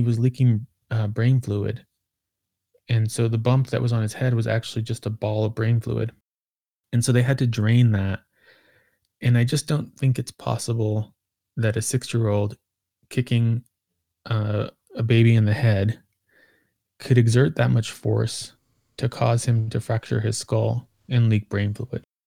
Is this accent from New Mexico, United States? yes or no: yes; Socorro, New Mexico, United States; my hometown in Socorro